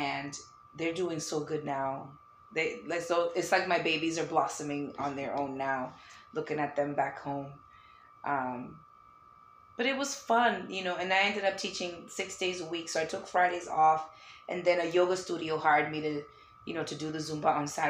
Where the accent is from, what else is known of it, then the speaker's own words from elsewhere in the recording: Lynn, Massachusetts, United States; moved away; also born or lived in Danvers, Massachusetts; where I grew up in Lynn, Mass